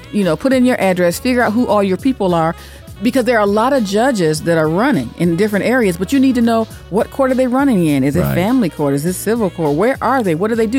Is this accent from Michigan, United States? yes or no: yes; Detroit, Michigan, United States; I'm from Detroit.